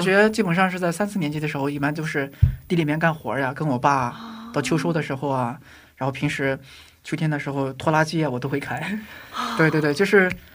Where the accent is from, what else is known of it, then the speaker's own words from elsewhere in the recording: China; moved away; 从小在农村里面长大， 然后尤其是在， 在我出生的那个地域，地域呢，它是非常贫穷的，那块儿嗯。都是 也是沙漠地带嘛，啊。靠近隔壁滩